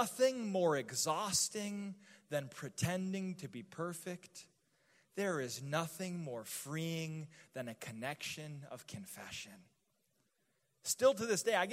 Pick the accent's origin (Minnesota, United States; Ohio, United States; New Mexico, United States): New Mexico, United States; I'm from the desert, okay? I'm from New Mexico